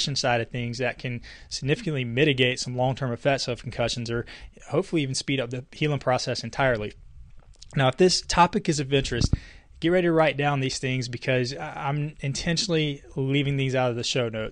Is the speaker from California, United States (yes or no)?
no; Casey, South Carolina, United States; my hometown in Casey, South Carolina